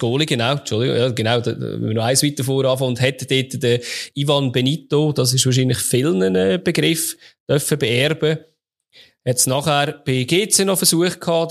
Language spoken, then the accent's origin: German; Switzerland